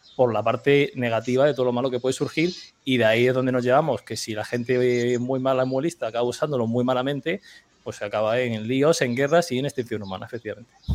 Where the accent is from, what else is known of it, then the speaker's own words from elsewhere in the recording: Region of Murcia, Spain; como un murciano en pijama aquí tranquilamente